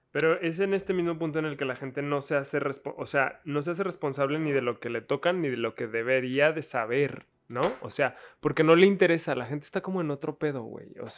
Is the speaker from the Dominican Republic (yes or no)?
no; Mexico